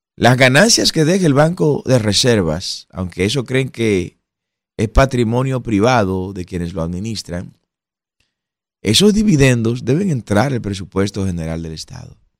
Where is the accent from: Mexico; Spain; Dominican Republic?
Dominican Republic; Usted y yo como dominicanos